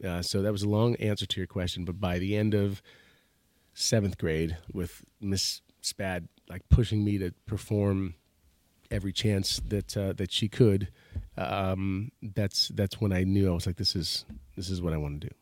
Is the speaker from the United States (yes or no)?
yes; Stratford, Connecticut, United States; I grew up in Stratford, Connecticut